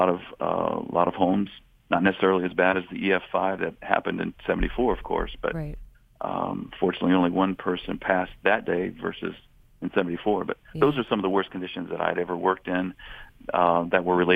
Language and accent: English; Xenia, Ohio, United States; growing up in the Xenia and Greene County area